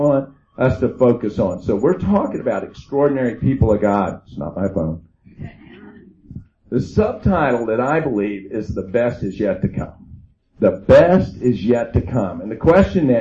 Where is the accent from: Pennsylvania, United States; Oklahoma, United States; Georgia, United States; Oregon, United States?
Oklahoma, United States; I'm from Oklahoma